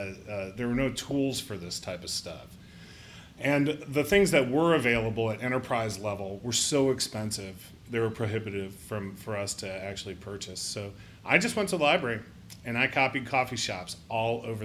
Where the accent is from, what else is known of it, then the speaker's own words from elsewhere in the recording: Northeast Ohio, United States; now in Columbus, United States; I grew up in Northeast Ohio and went to Ohio State.